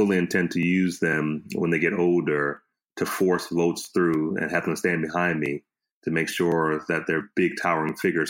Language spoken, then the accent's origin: English; Harrisburg, Pennsylvania, United States; moved away as an adult; also born or lived in Oakwood / Berrien Springs, Michigan; now in Charlotte, United States; I am originally from the Allegheny Conference, Harrisburg, Pennsylvania, Hillside Seventh-day Adventist Church, and I graduated from an historic Black Adventist Academy, which is Pine Forge Academy.